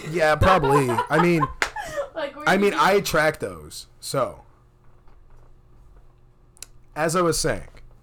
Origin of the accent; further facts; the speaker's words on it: Cicero, Illinois, United States; I grew up in fucking Chicago